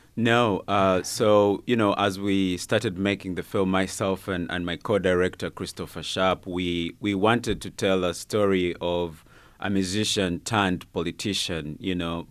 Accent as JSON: {"language": "English", "country": "Uganda", "tie": "born or raised there", "moved": "as an adult", "lives_now": "United States", "said": "I was born and, and grew up in Uganda."}